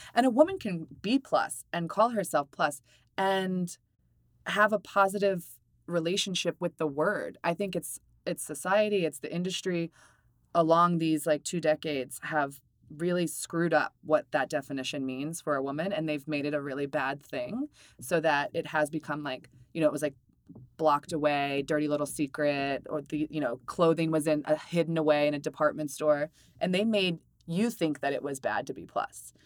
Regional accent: Maryland, United States; I'm from Maryland

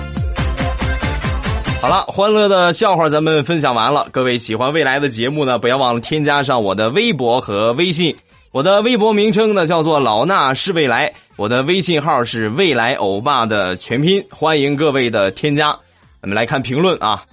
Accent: Rizhao, Shandong, China; 日照呢是一个，嗯，特别好的一个这个海滨城市，啊，我来做一下我们家乡的推荐

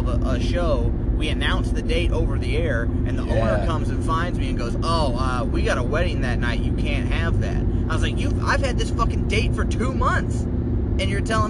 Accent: Granite City, Illinois, United States; running my hometown

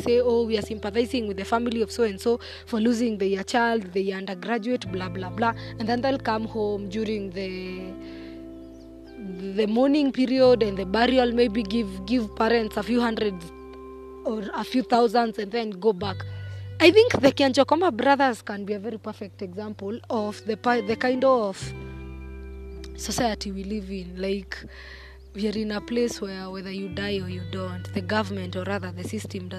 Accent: Kenya; as a Kenyan and as a patriot

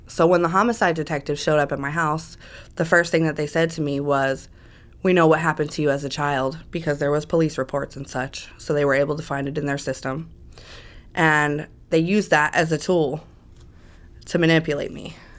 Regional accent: Las Vegas, Nevada, United States; also born or lived in Las Cruces, New Mexico / California; when I was about two years old. My biological mother and my father came to Las Vegas

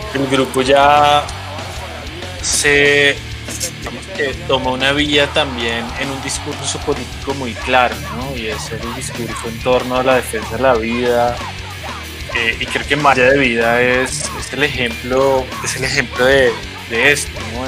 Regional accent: Colombia; desde que salimos de Colombia

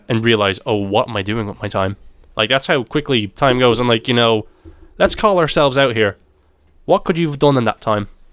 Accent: Ireland; my perspective of it as an Irishman

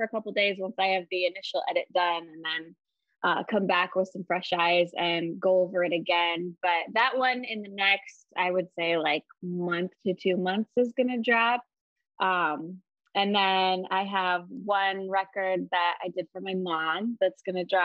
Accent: Iowa, United States; also born or lived in Wisconsin / Minneapolis; I grew up in Iowa

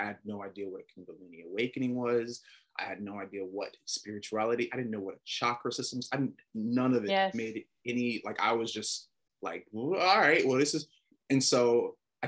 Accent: Atlanta, Georgia, United States; moved away; also born or lived in Texas; I'm from Atlanta

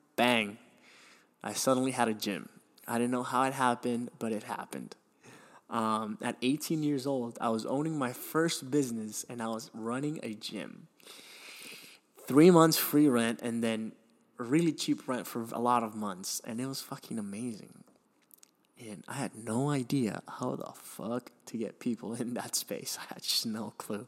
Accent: Miami, Florida, United States; also born or lived in Venezuela; when I was seven or eight, I moved to Miami, which I consider my hometown now

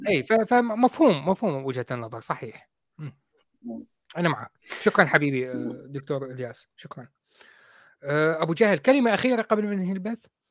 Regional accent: Iraq; now in United Kingdom; انا كاصلي عراقي

